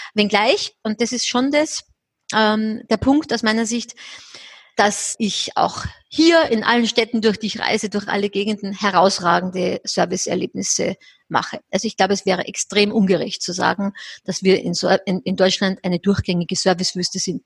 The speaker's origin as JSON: {"language": "German", "country": "Austria", "said": "Ich bin ja Österreicherin"}